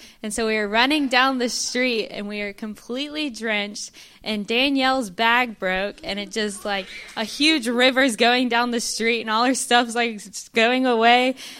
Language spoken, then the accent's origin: English; Cumming, Georgia, United States; I'm from Cumming, Georgia. It's a little bit north of Atlanta.